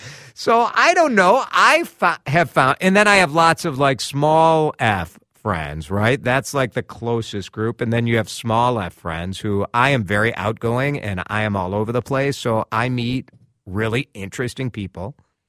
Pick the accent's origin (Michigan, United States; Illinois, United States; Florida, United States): Illinois, United States; Chicago; moved away as an adult; now in Twin Cities, United States; I'm a transplant from Chicago. I moved here in 2003 with my wife as my only friend here in the Twin Cities.